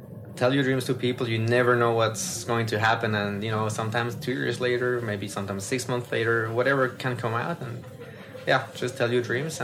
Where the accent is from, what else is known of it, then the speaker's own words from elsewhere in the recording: Swiss German part of Switzerland, German-speaking Switzerland, Switzerland; first language French; English is a second language; my mother language is French, but I grew up in the German part, Swiss German part